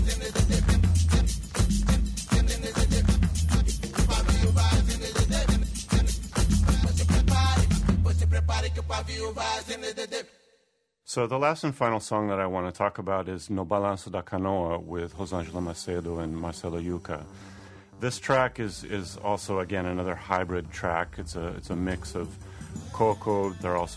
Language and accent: English; Seattle, Washington, United States; moved away as an adult; now in Rio de Janeiro, Brazil; I'm originally from Seattle